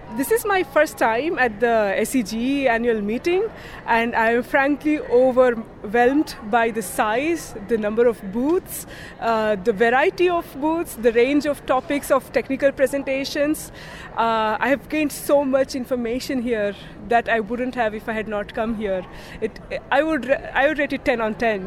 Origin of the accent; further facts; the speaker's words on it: India; moved away as an adult; also born or lived in Netherlands; now in Delft, Netherlands; I'm originally from India, but now I'm part Dutch, I could say.